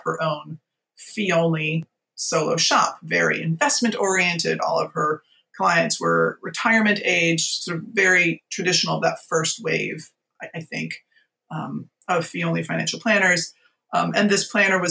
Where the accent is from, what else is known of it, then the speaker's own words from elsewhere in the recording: Virginia, United States; moved away as an adult; also born or lived in San Francisco; we ended up moving back to my home state of Virginia